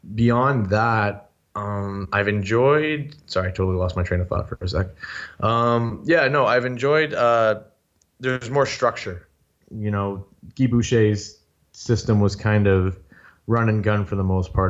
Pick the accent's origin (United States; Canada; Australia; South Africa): Canada; Sudbury, Ontario; moved away as an adult; now in Toronto, Canada; I was born and raised in Sudbury, Ontario